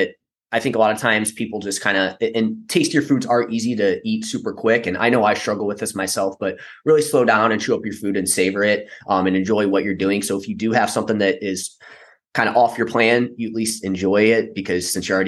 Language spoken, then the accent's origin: English; St. Louis, Missouri, United States; I'm from St. Louis.